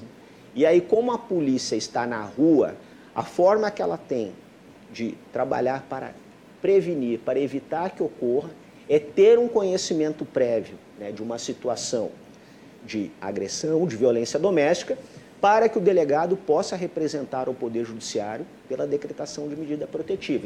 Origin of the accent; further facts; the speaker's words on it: Rio Grande do Sul, Brazil; moved away as an adult; eu era gaúcho